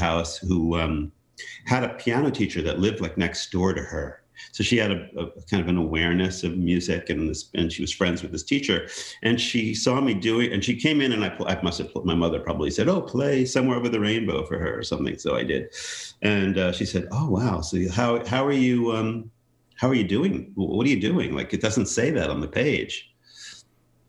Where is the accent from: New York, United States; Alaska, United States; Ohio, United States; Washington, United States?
New York, United States; Great Neck; I grew up in Great Neck, New York, which is Nassau County, Long Island.